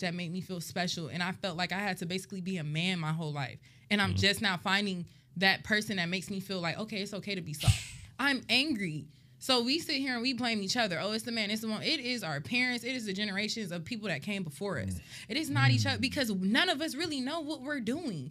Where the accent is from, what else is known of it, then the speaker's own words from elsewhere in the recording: Atlanta, Georgia, United States; I'm from Atlanta, DeKalb County